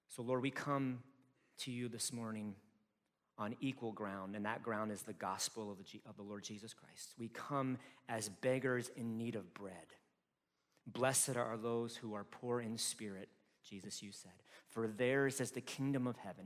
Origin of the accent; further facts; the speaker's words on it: United States; also born or lived in Chicago / Detroit; as an American people